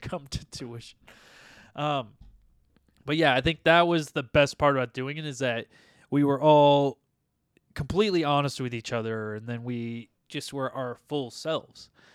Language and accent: English; United States; we're from United States of America